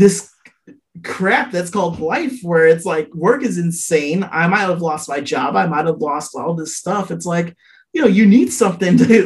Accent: Chicago, Illinois, United States; I'm from Chicago

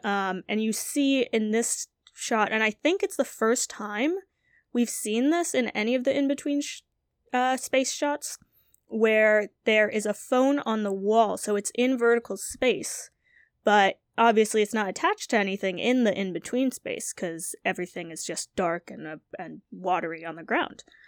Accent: New England, United States; also born or lived in Southern Vietnam; I, I'm a New Englander, so, you know, I'm used to, like, hot, humid weather or really cold and dry weather.

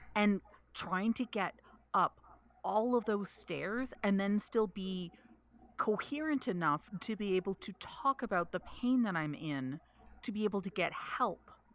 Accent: Canada; I am Canadian

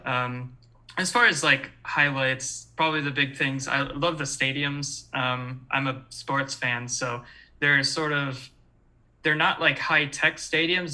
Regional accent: Michigan, United States; moved away as an adult; now in Chicago, United States; born and raised in Michigan, been here a long time. Uh, just moved to Chicago

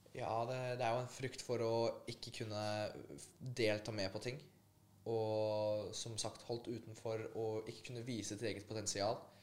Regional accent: Oslo, Norway; also born or lived in Poland; oppveksten min her på, i Oslo

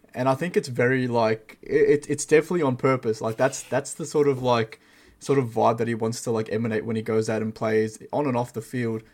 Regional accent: Melbourne, Victoria, Australia; you and I, we're both from Melbourne, Australia.

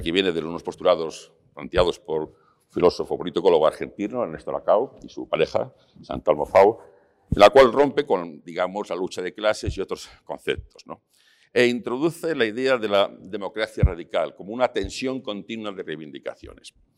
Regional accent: León, Castile and León, Spain; now in Madrid, Spain; yo me fui de León hace muchos años, y, pero vengo frecuentemente, está mi madre

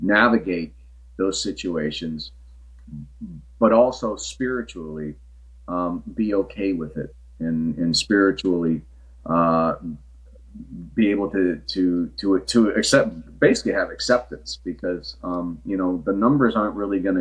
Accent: New Britain, Connecticut, United States; where I grew up in New Britain

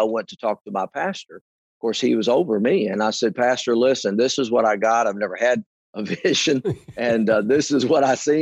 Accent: Indiana, United States; moved away as an adult; now in Georgetown, United States; went back to Indiana, where I primarily grew up

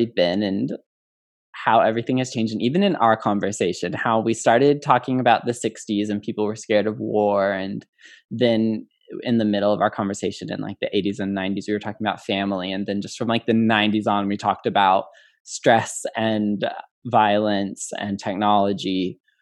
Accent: Illinois, United States; I grew up in Illinois where it was already legal

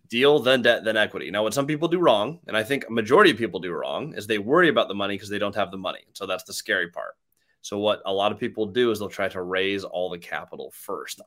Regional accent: Seattle, Washington, United States; I'm from Seattle

